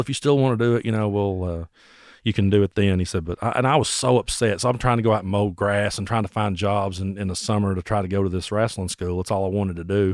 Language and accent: English; Bell County, Kentucky, United States; also born or lived in Tazewell, Tennessee; I grew up in Bell County, Kentucky